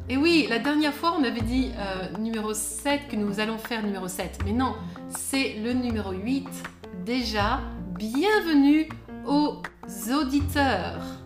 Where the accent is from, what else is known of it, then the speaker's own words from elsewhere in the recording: France; je suis française